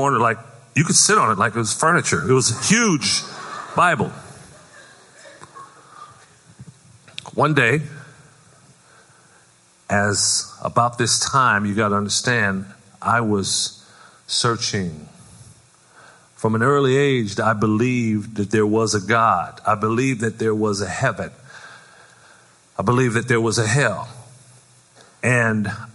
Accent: Compton, California, United States; growing up in Compton

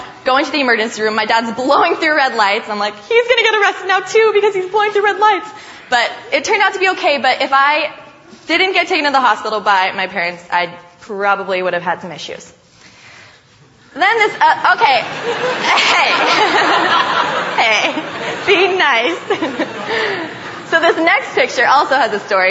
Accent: Northern California, United States; moved away as an adult; I grew up in NorCal

